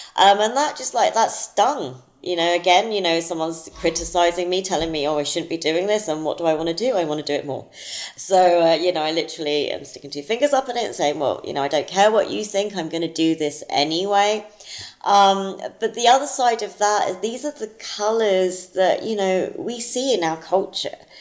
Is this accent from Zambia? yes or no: no; London, United Kingdom; moved away as an adult; now in United States; growing up in South London